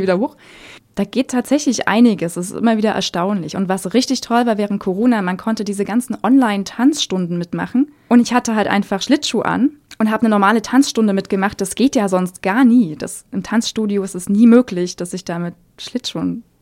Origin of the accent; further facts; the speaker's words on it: Germany; bei uns in Deutschland